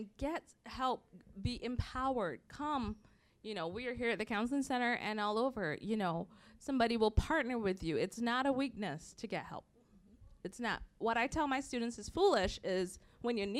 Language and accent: English; Barbados; moved away; growing up in Barbados, like black people, 95% were black